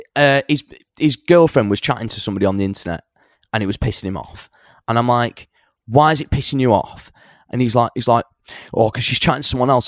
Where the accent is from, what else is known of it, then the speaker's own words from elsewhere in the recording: Salford / Bury, North West England, United Kingdom; also born or lived in Bangor, Wales; I grew up, I was born in Salford and then I grew, I spent, like, my teenage years up in, like, North Bury